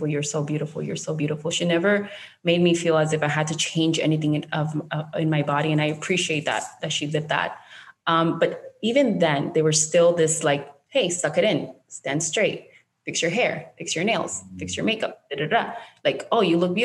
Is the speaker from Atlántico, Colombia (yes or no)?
yes; Barranquilla, Atlántico, Colombia; English is a second language; moved away; I was born in Barranquilla